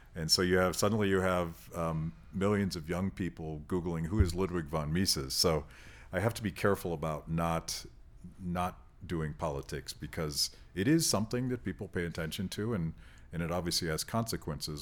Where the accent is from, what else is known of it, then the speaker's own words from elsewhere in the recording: United States; as an American